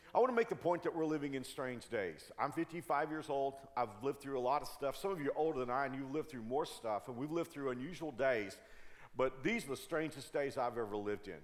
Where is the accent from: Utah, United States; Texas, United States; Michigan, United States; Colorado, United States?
Texas, United States; Dallas; I grew up in the Dallas Fort Worth area